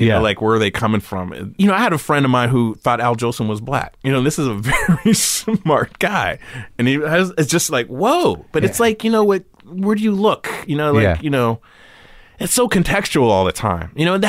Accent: California, United States; growing up in California, you know, having a lemon tree in the backyard, you know?

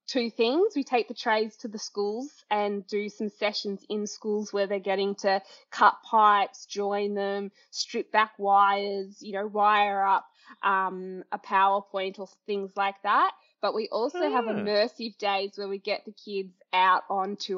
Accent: Highlands, near Yea, Victoria, Australia; also born or lived in Melbourne; I went to Highlands Primary School, which was a tiny little country primary school for a little while

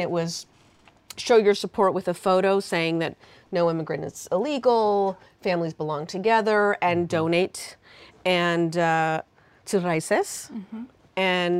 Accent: Portland, Oregon, United States; also born or lived in England; I grew up in Portland, Oregon.

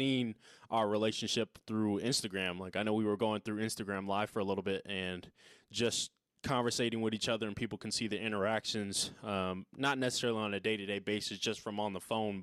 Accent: Dallas, Texas, United States; also born or lived in San Diego, California; now in Lubbock, United States; I'm from Cali too, but originally from San Diego as well, but lived out in Dallas for a big time of my life

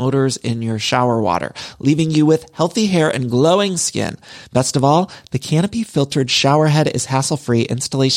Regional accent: Midwest, United States; now in Los Angeles, United States; I'm from the Midwest, but I've lived in California for so long, and I truly do love it here in LA.

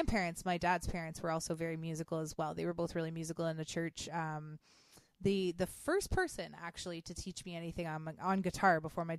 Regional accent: Kitchener, Ontario, Canada; also born or lived in Barrie; I was born in Kitchener. So I'm from here. I've never really lived anywhere else

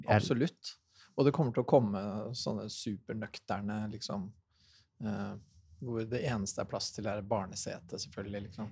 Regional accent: Sarpsborg, Østfold, Norway; jeg er jo fra Sarpsborg

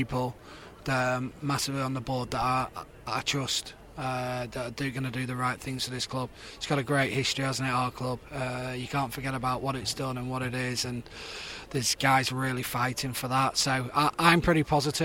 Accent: the North of England, United Kingdom; as a Northerner

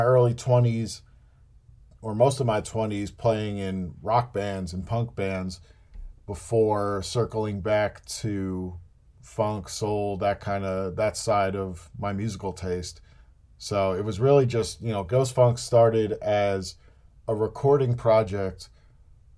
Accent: New Jersey, United States; born or raised there

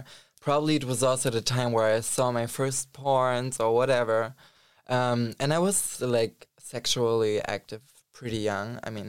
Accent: Germany; now in Berlin, Germany; I grew up in Germany. But not exactly in Berlin. But yeah, I came to Berlin like 2.5 years ago now.

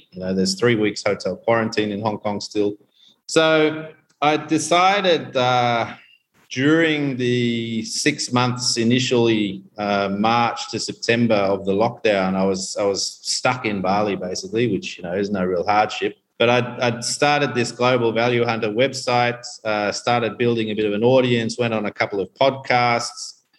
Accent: Tanzania; born there; I was born here in Tanzania back in the early 70s.

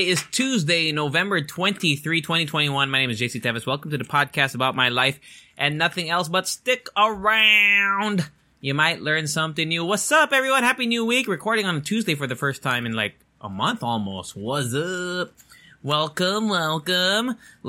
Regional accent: Japan; even though I went to international school in growing up in Japan, it was like American system.

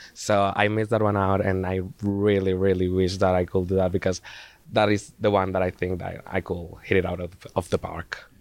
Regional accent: Zaragoza, Aragon, Spain; in Zaragoza, my hometown in, in, Spain. Actually, in the school, in the high school I used to study.

